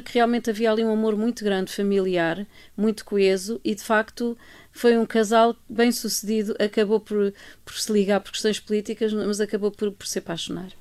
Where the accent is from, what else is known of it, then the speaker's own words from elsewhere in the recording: Estoril, Lisbon, Portugal; passado maioritariamente no Estoril, que é, que é a minha terra